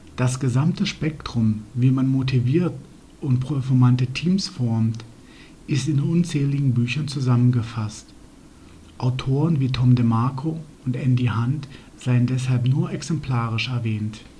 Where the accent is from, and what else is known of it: Germany